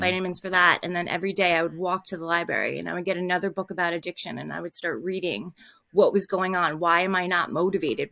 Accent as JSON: {"language": "English", "region": "New Jersey", "country": "United States", "said": "I'm from New Jersey"}